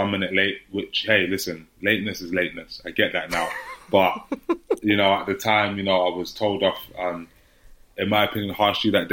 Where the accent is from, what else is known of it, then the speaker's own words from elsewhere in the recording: London, United Kingdom; I grew up in Hackney in East London